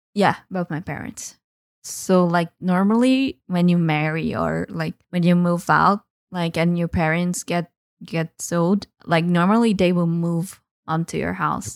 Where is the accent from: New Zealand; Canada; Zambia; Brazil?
Brazil; I am from Brazil.